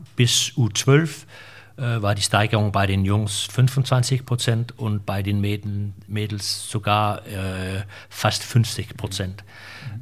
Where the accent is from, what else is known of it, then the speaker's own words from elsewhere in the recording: Denmark; wir mittlerweile auch in Dänemark